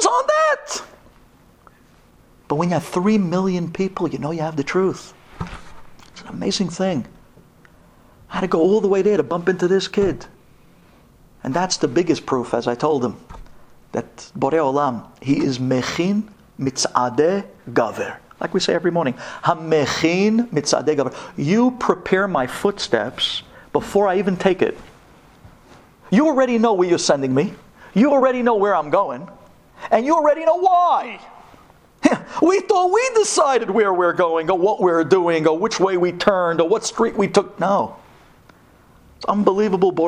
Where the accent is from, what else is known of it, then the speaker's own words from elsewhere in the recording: New York City, New York, United States; I'm from Brooklyn